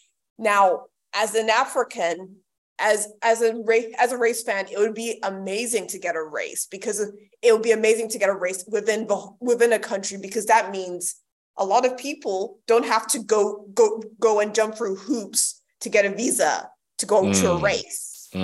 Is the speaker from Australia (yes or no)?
yes; Australia; as a Ghanaian Australian, I think is very laughable